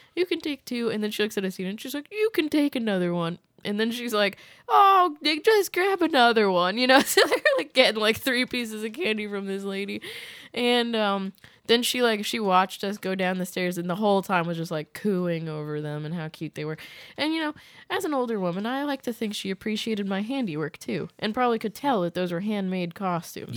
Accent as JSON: {"language": "English", "region": "Massachusetts", "country": "United States", "moved": "yes", "said": "I'm from Massachusetts originally"}